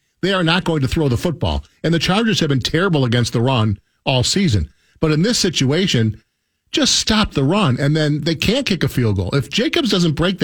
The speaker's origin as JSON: {"language": "English", "town": "Milwaukee", "region": "Wisconsin", "country": "United States", "tie": "born or raised there", "moved": "yes", "said": "I grew up in Milwaukee."}